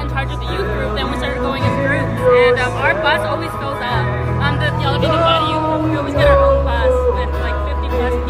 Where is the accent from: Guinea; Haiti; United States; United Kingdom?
United States; Bakersfield, California; We're from Bakersfield, California